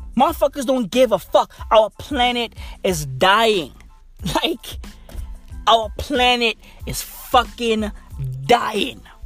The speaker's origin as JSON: {"language": "English", "area": "East Rand", "region": "Gauteng", "country": "South Africa", "said": "I'm from the East Rand"}